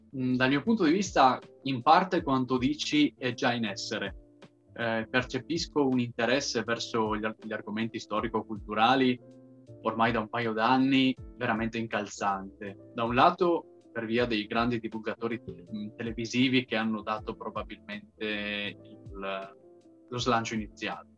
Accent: Trieste, Friuli-Venezia Giulia, Italy; io essendo un triestino, eh, diciamo, molto, molto fiero della mia origine triestina

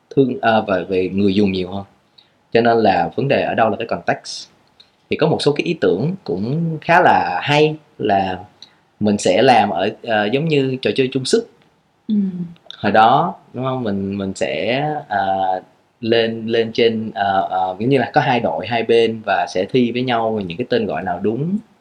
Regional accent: Vietnam; mình là người Việt Nam

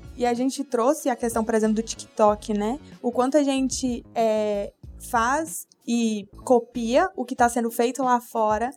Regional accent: Brazil; por ter nascido no Brasil

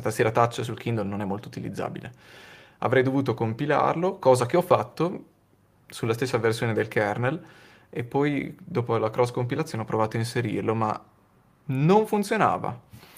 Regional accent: Modena, Emilia-Romagna, Italy; a Modena, nel mio paese

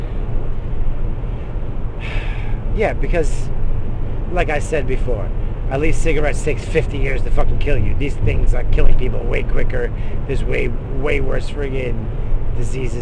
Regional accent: United States; I'm American

